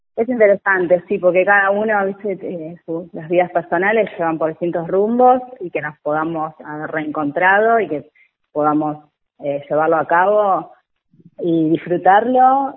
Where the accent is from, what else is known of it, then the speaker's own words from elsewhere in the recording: Benavídez, Buenos Aires Province, Argentina; somos de Benavides